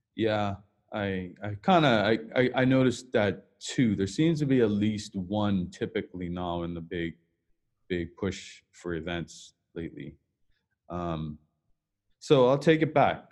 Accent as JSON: {"language": "English", "country": "Bermuda", "tie": "born or raised there", "moved": "yes", "said": "I'm from Bermuda"}